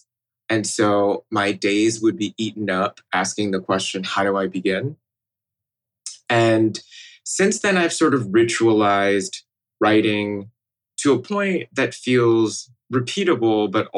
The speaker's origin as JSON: {"language": "English", "region": "Midwest", "country": "United States", "tie": "born or raised there", "said": "as a kid growing up in the Midwest, this connection to my home and my culture."}